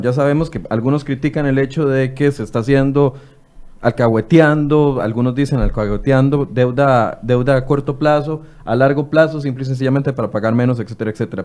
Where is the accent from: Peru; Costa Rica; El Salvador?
Costa Rica; los costarricenses